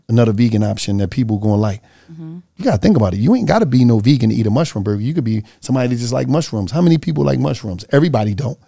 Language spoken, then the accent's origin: English; Philadelphia, Pennsylvania, United States; I'm from Philly.